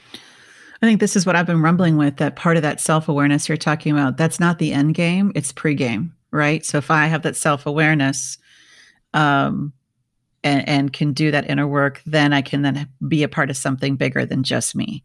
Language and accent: English; Minnesota, United States; I grew up in Minnesota